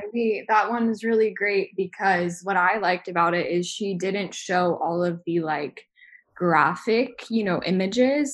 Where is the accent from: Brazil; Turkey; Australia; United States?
United States; the South; I grew up in the South in the United States